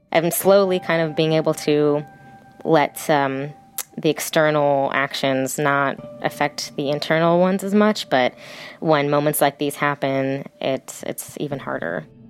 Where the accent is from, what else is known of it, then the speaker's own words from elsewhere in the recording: California, United States; America, California is my home